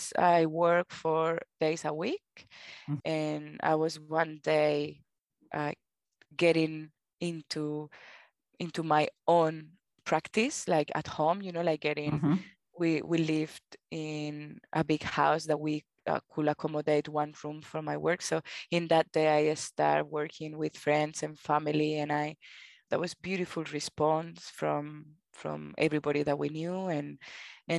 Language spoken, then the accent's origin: English; Spain; accent: Spanish; English is a second language; moved away as an adult; now in Australia; I have my Spanish accent